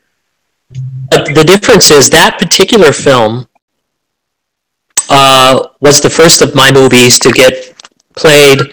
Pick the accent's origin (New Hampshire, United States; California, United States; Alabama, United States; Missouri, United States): California, United States; Burbank; I'm from a little area in California